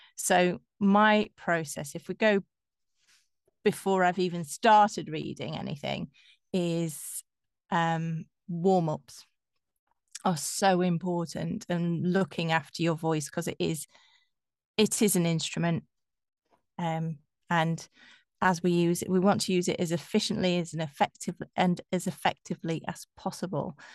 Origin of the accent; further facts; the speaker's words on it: Yorkshire and the Humber, United Kingdom; accent: Yorkshire; moved away as an adult; now in London, United Kingdom; I'm from Yorkshire